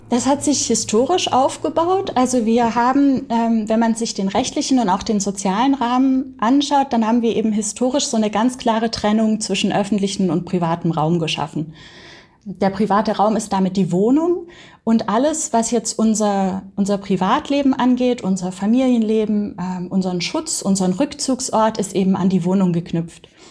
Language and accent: German; Baden-Württemberg, Germany; ich bin auf dem Dorf aufgewachsen in Baden-Württemberg.